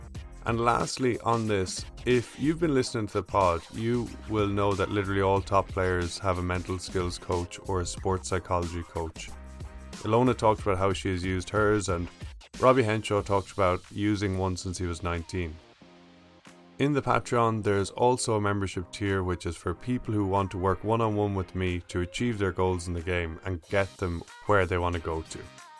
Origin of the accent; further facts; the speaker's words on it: Ireland; moved away as an adult; now in United States; I grew up in Ireland, as you can probably tell, and I pronounce my name …, but when I moved to the States in 2016